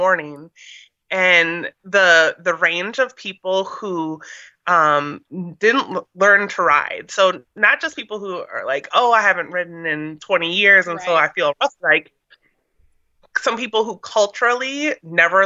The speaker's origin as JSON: {"language": "English", "region": "Minnesota", "country": "United States", "tie": "born or raised there", "moved": "yes", "lives_now": "Washington, D.C., United States", "said": "I grew up in Minnesota"}